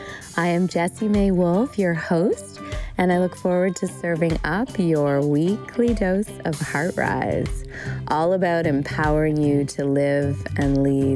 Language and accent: English; Canada; And I am Canadian, so whenever I say about, that's there it is. Although my Canadian friends and fam definitely feel I sound a little more Americana.